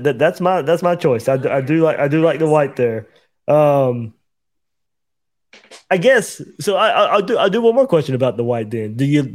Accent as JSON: {"language": "English", "region": "Georgia", "country": "United States", "tie": "born or raised there", "said": "So, I grew up in Georgia"}